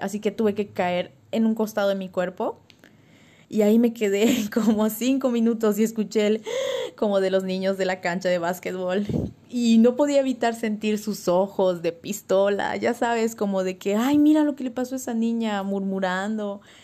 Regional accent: Tunkás, Yucatán, Mexico; en mi pueblo ahí en Tuncas

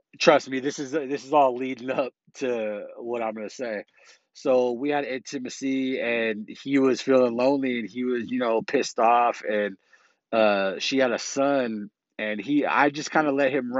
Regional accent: South San Francisco, California, United States; also born or lived in Millbrae, California; I grew up in South San Francisco, California. And then I moved in eighth grade while I was going to Alta Loma Middle School in South City. I moved to Millbrae

